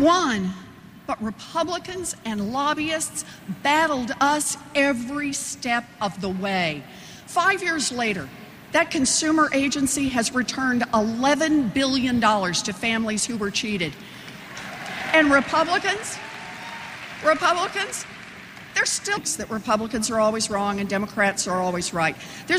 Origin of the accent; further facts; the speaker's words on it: Oklahoma, United States; I grew up in Oklahoma. My daddy ended up as a maintenance man. And my mom worked a minimum wage job at Sears.